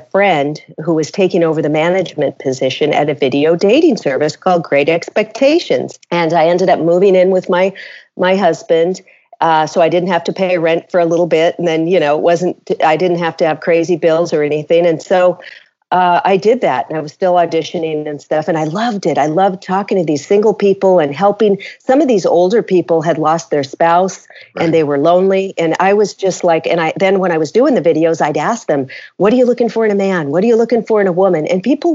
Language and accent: English; Seattle, Washington, United States; moved away as an adult; also born or lived in Los Angeles, California / Chicago, Illinois; I moved from my hometown of Seattle, Washington, down to Los Angeles